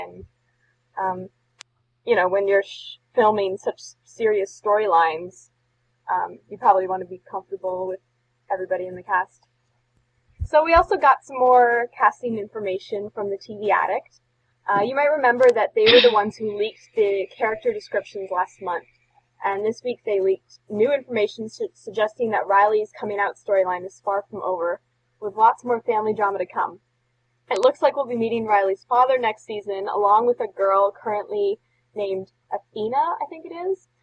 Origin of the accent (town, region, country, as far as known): Canada